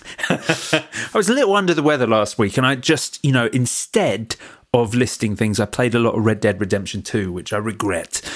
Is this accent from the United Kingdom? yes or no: yes; Watford, East of England, United Kingdom; moved away as an adult; now in Brighton, United Kingdom; I left my hometown as soon as I could